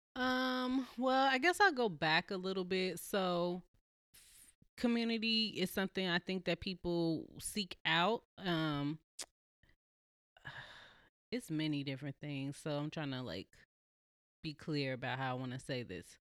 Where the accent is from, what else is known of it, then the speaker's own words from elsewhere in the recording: Chicago, Illinois, United States; also born or lived in California; now in Portland, United States; I'm originally from Chicago, Southside